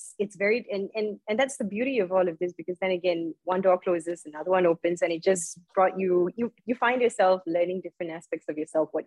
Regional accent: Malaysia; I am from Malaysia

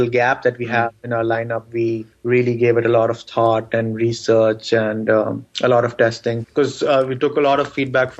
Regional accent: Pakistan; first language Urdu; English is a second language; also born or lived in San Jose, United States; now in United States; I'm from Pakistan

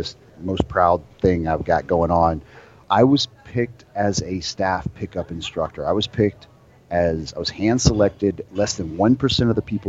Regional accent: Alabama, United States; moved away as an adult; I was born in Alabama and got an Alabama high school education

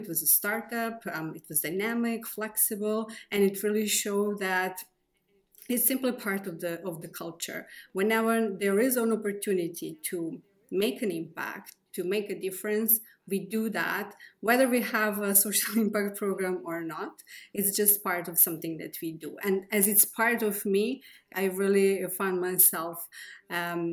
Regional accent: Serbia; I was born in Yugoslavia, now in Serbia

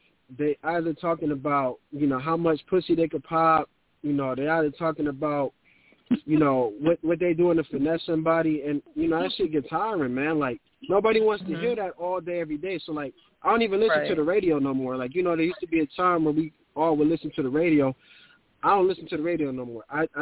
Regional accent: New York City, New York, United States; I'm from the Bronx

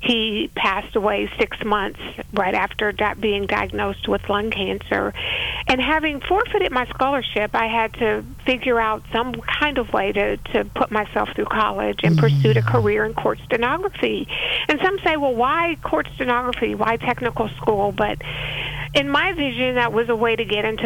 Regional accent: Youngstown, Ohio, United States; now in Kentucky, United States; I was born and raised in Youngstown, Ohio, and went to South High School, graduated in 1978

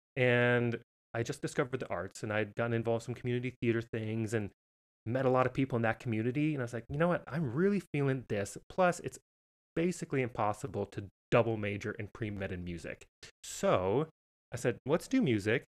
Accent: Missoula, Montana, United States; moved away as an adult; also born or lived in Boston / Las Vegas; I am originally from Missoula, Montana

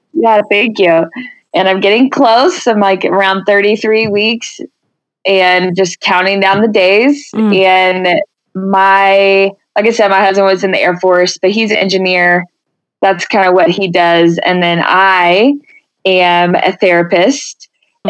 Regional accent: Denton, Texas, United States; moved away as an adult; now in Colorado Springs, United States; from Texas, so I will always claim

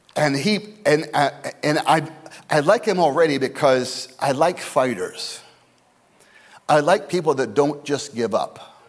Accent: Scottsdale, Arizona, United States; my hometown, my boyhood hometown of Scottsdale, Arizona

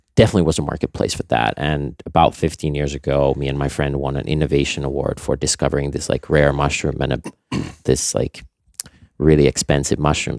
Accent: Nokia, Pirkanmaa, Finland; moved away; I grew up in Finland, um, on our family farm

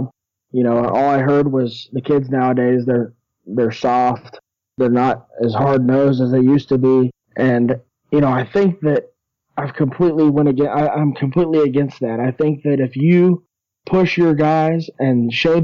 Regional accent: Shawnee, Oklahoma, United States; Well, I grew up in Shawnee, Oklahoma

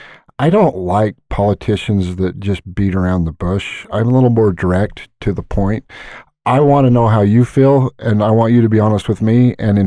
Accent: Hooper, Utah, United States; I love Northern Utah. Born and raised in Hooper for the most part.

